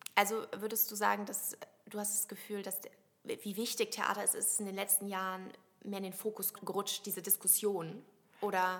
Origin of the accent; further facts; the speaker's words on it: Westerwald, near Koblenz, Rhineland-Palatinate, Germany; Ich komme ja aus dem Westerwald